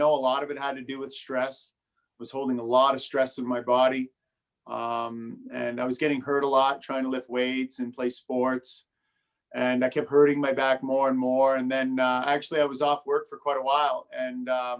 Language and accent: English; Brockville, Ontario, Canada; moved down here to Brockville, where we are now, when I was about six. And I grew up here